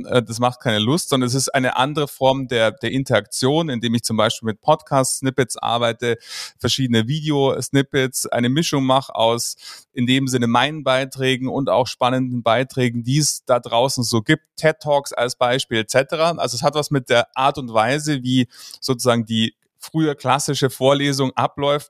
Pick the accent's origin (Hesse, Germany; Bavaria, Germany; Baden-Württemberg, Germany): Bavaria, Germany; Munich; ich komme aus München